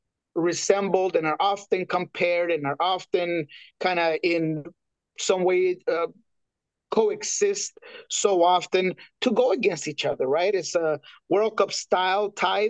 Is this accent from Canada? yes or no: no; Colombia; I'm Colombiano, I'm from South America